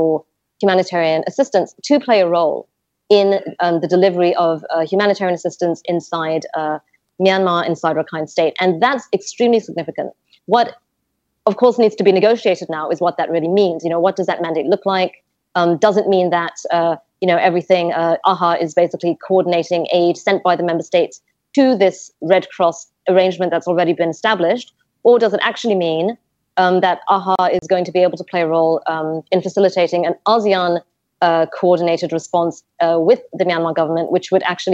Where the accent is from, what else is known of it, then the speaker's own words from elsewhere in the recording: Malaysia; I'm Malaysian